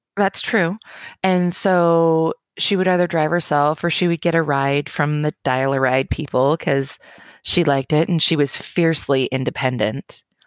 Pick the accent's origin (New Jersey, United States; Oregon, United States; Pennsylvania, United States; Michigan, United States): Oregon, United States; Roseburg; also born or lived in Portland, Oregon; born and raised in Roseburg